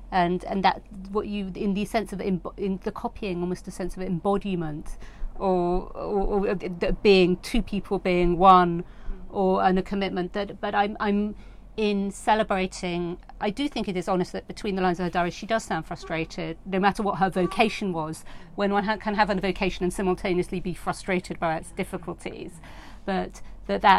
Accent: New York, United States; I grew up in Rockland County in the in the state of New York

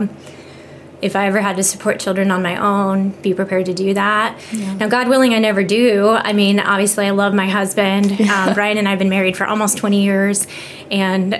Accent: Iowa, United States; moved away as an adult; also born or lived in York County, Nebraska; now in York, United States; I'm from Iowa originally

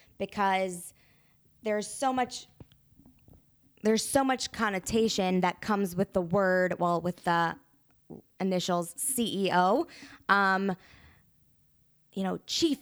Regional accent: Kentucky, United States; now in Chicago, United States; Kentucky. Sup.

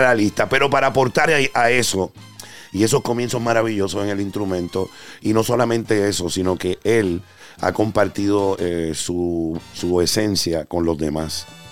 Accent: Carolina, Puerto Rico; now in New York, United States; Carolina, Puerto Rico, de mi tierra, orgullo de Sabana Abajo

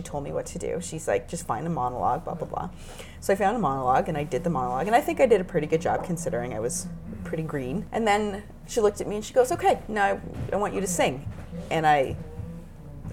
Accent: Markham, Ontario, Canada; I grew up in Markham

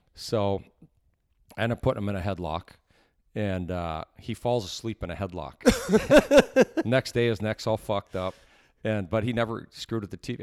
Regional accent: Canada; as a Canadian kid

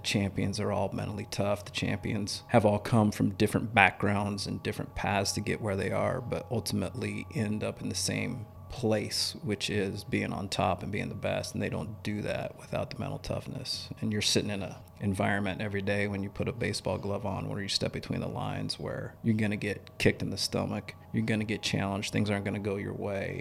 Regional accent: York, Nebraska, United States; I grew up in York, Nebraska, so a small town

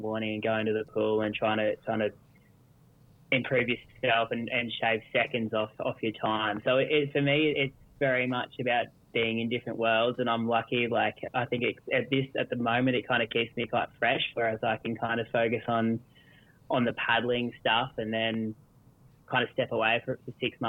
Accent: Australia; Most kids growing up in Australia here, we did a lot of surf life saving

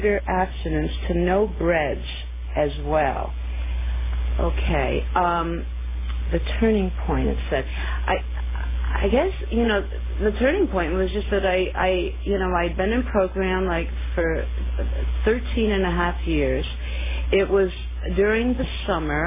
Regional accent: New York City, New York, United States; now in California, United States; I come from New York State, and, you know, New York City

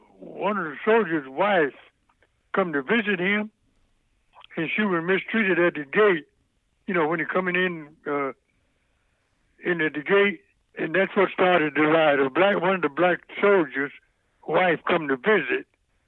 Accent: Louisville, Mississippi, United States; Raised in Louisville, Mississippi, in a little place called, I lived in the country, about 16 miles from Louisville, Mississippi, mm-hmm. on the farm.

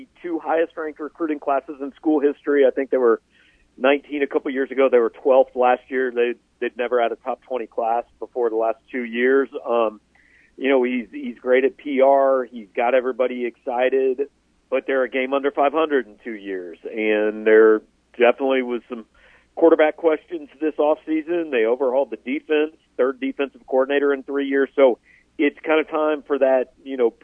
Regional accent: Kansas City, Missouri, United States; I grew up in Kansas City

